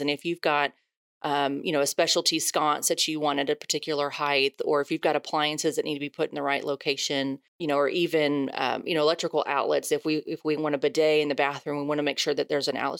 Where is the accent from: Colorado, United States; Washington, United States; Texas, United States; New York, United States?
Texas, United States; Houston; also born or lived in Dallas; I'm born and raised in Houston.